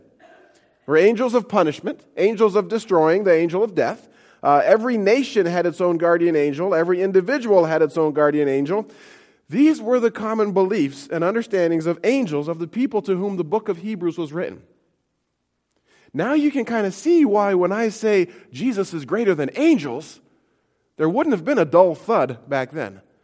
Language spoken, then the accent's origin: English; Montana, United States; moved away; I grew up in Montana